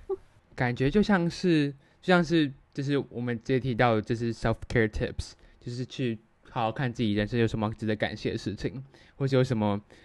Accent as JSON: {"language": "Chinese", "country": "Taiwan", "tie": "born or raised there", "said": "我跟Jasmine的话，我们两个都是台湾传统的教育体制长大。我只有在国中三年的时候上过半个月的时候班，但是最基本来说同学沟通啊，这个学习环境都还是以中文为主"}